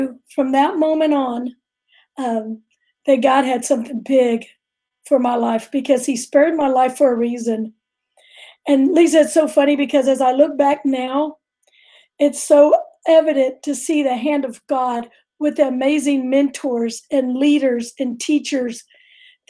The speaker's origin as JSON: {"language": "English", "town": "Houston", "region": "Texas", "country": "United States", "tie": "born or raised there", "said": "I'm a native Houstonian"}